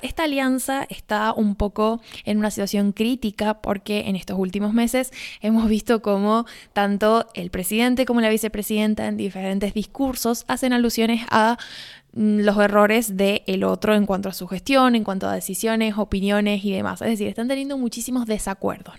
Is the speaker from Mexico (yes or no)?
no; Argentina; mi país